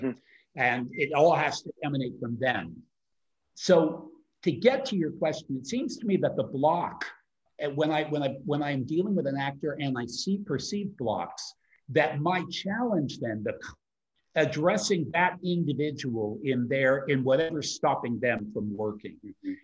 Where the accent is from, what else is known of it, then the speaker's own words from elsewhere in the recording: United States; moved away as an adult; now in Europe; I'm American trained and born